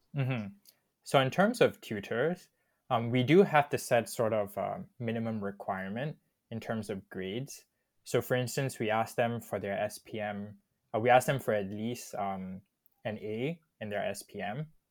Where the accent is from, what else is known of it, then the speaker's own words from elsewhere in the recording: Subang Jaya, Selangor, Malaysia; also born or lived in Kajang, Malaysia / Warwick, United Kingdom; I was born in Subang, actually, but right now living in Kajang.